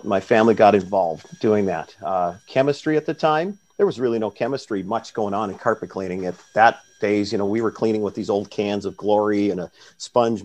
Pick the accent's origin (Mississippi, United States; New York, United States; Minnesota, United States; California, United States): Minnesota, United States; Warren; moved away as an adult; now in Grand Rapids, United States; my hometown of Warren, Minnesota, where my parents are